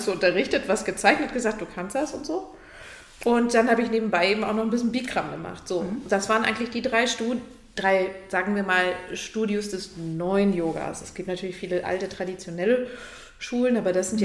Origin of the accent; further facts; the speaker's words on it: Lübeck, Schleswig-Holstein, Germany; now in Hamburg, Germany; ich bin aus Lübeck